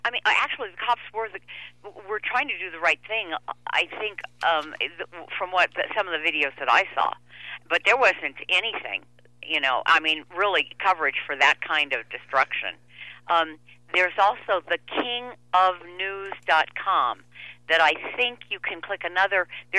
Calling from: Denver, Colorado, United States; I'm calling from Denver.

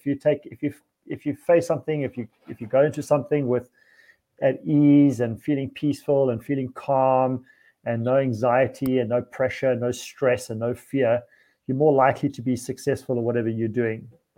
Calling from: Szentendre, Pest, Hungary; coming to you from Szentendre in Hungary

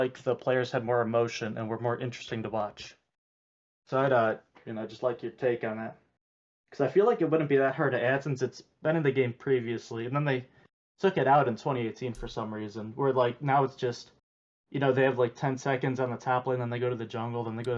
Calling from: Cleveland, Ohio, United States

